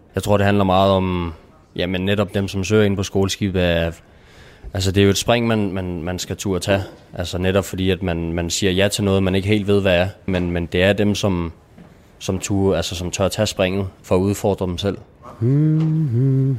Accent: Nykøbing Falster, Zealand, Denmark; Jeg er 21. Jeg kommer fra Nykøbing Falster

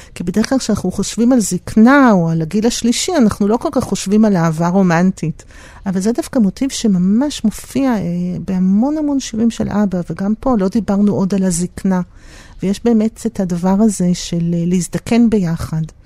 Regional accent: Tel Aviv, Tel Aviv District, Israel; גרנו בדיזנגוף, אה, הם גרו בדיזנגוף, אחרי זה גם mm. אני נולדתי וגדלתי שם

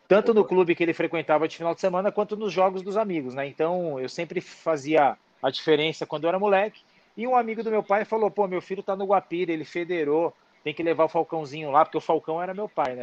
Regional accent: São Paulo, Brazil; Eu sou da periferia de São Paulo

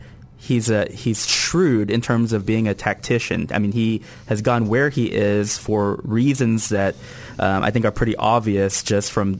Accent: Texas, United States; as a Texan

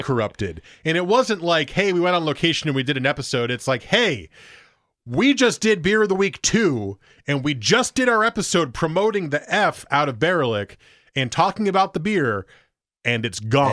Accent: Portland, Oregon, United States; I'm from Portland, Oregon. I'm just here visiting

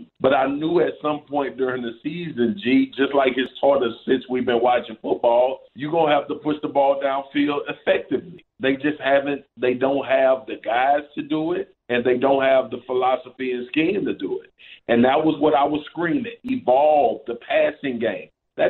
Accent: Baton Rouge, Louisiana, United States; accent: Louisiana; I grew up in Baton Rouge.

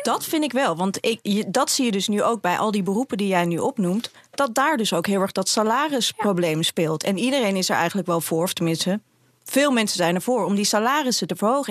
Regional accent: Amsterdam, North Holland, Netherlands; ik kom ook uit Amsterdam

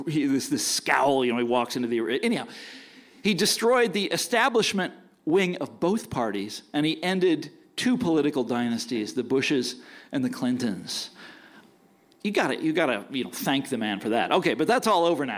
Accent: Kansas, United States; I'm from Kansas, so are they

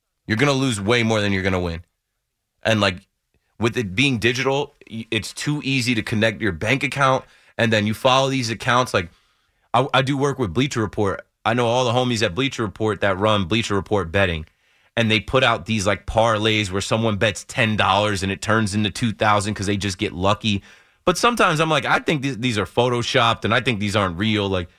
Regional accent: New Jersey, United States; Like, I grew up in Jersey.

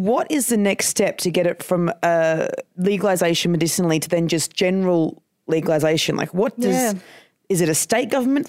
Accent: Queensland, Australia; I grew up in I'm from Queensland.

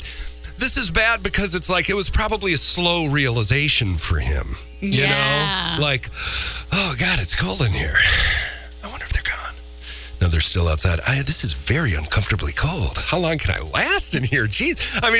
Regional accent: Minnesota, United States; moved away; my home state. I'm not proud of it. Minnesota

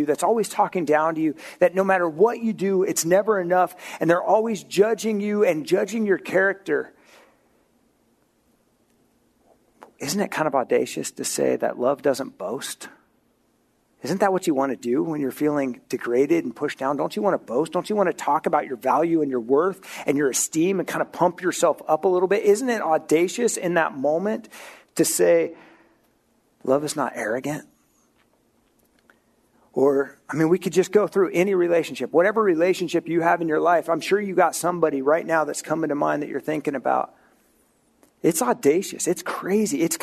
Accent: Oregon, United States; moved away; I grew up in Oregon

